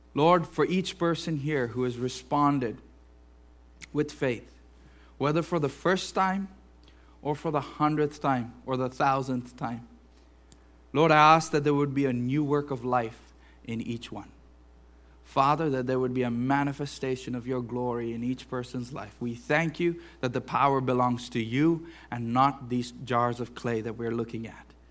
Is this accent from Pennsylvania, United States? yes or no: yes; Western Pennsylvania, United States; we are American or Western Pennsylvanian